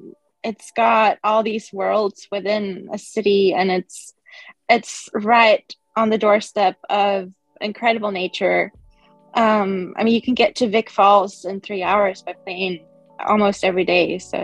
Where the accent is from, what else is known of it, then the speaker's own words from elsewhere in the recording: Sweden; now in Cape Town, South Africa; I'm based in Cape Town, but right now I'm in Stockholm because I'm from Sweden and it's really warm here.